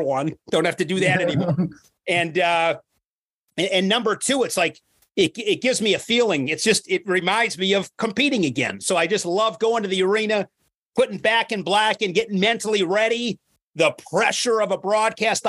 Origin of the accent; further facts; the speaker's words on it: Ripon, Wisconsin, United States; now in Oshkosh, United States; I grew up in Wisconsin. Grew up in a small town, 7,000 people, Ripon, Wisconsin